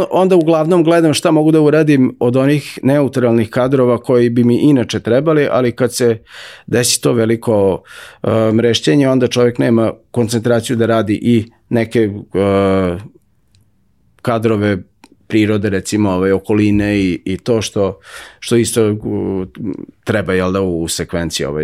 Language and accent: Croatian; Novi Sad, Vojvodina, Serbia; odrastao sam pored Dunava